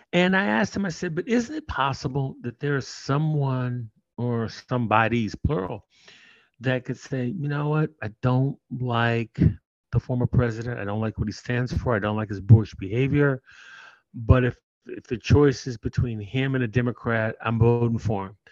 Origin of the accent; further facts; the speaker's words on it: Oakland, California, United States; I'm originally from Oakland